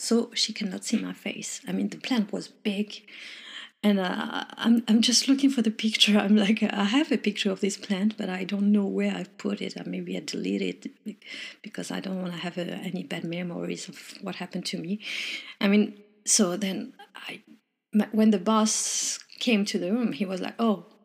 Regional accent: Morocco; English is a second language; moved away; also born or lived in France; I'm originally from Morocco, but I'm French

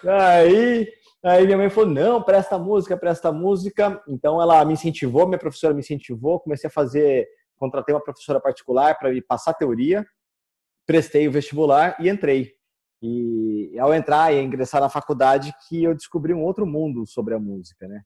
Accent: Campinas, São Paulo, Brazil; eu sou de Campinas

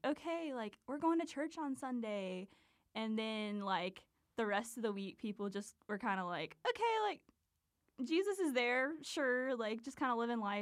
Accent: Liberty, North Carolina, United States; moved away as an adult; also born or lived in Lynchburg, Virginia; So I'm from this really small town in North Carolina. I'm at Liberty University, but I'm from Liberty, North Carolina

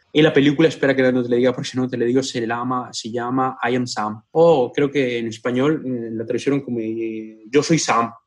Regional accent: Moquegua, Peru; moved away as an adult; now in Vicenza, Italy; yo soy el único peruano

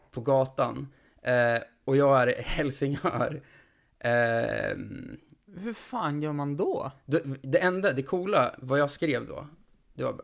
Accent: Jämtland, Sweden

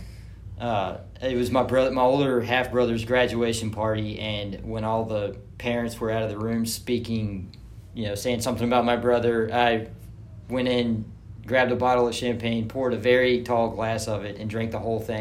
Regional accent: Germantown, Tennessee, United States; I grew up in Germantown.

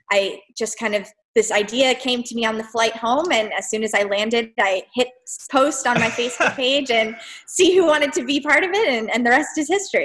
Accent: South Florida, United States; moved away as an adult; now in Boston, United States; I grew up in South Florida

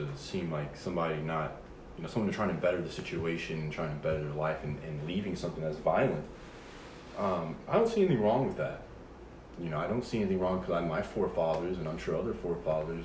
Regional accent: United States; being an American

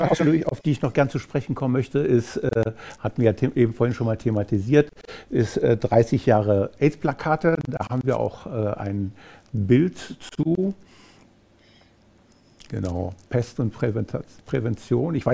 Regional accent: Rhineland, Germany; ich, als äh, Rheinländer

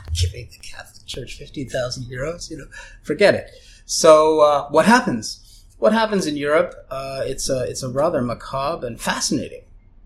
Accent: London, Ontario, Canada; first language German; English is a second language; in Canada, the Jehovah's Witnesses used to come to our door in London, Ontario, where I was born

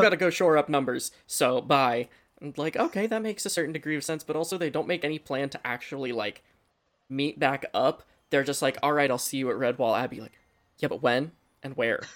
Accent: Pennsylvania, United States; we're all from Pennsylvania.

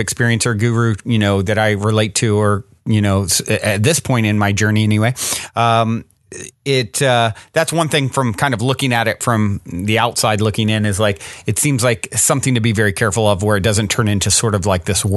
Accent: Virginia, United States; I grew up in Virginia

